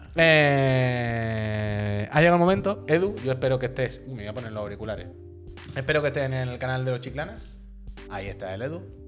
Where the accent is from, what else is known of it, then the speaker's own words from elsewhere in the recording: Cádiz, Andalusia, Spain; soy de Cádiz